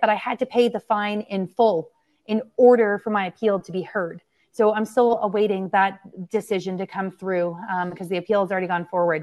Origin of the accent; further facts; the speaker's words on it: London, Ontario, Canada; London as well, my hometown